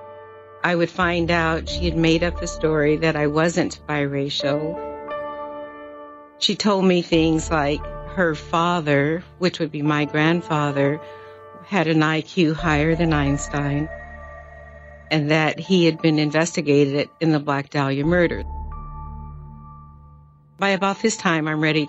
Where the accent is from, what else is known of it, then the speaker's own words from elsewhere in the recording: Sparks, Nevada, United States; also born or lived in San Francisco, California; coming from Sparks, Nevada to Lanikai